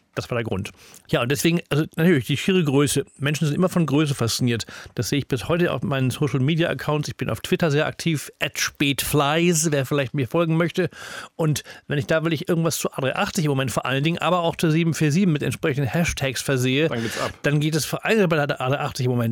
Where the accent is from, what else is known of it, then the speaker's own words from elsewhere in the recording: Hamburg, Germany; als Hamburger Schüler